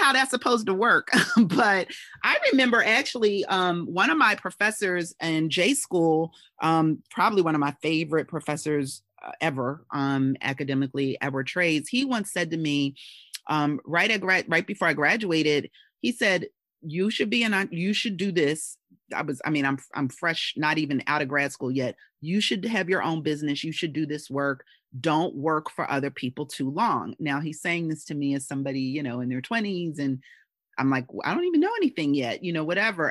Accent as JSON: {"language": "English", "town": "Philadelphia", "region": "Pennsylvania", "country": "United States", "tie": "born or raised there", "said": "my hometown of Philadelphia"}